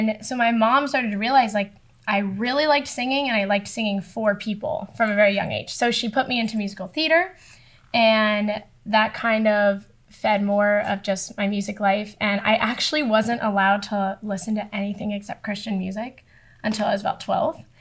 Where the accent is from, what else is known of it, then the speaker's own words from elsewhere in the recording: Boca Raton, Florida, United States; moved away as an adult; now in Vermont, United States; I am from Boca Raton, South Florida. For people that don't know, it's a little bit north of Miami. Um, and yeah, Florida girl, born and raised